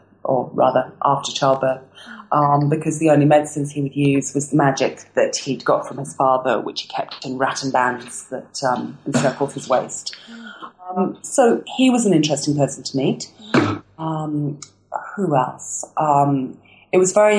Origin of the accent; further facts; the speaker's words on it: England, United Kingdom; moved away as an adult; as an English person